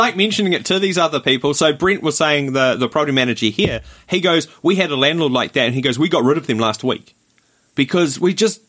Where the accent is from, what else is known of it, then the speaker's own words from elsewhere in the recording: Rotorua, Bay of Plenty, New Zealand; moved away; No, what's happening in Rotorua, my hometown?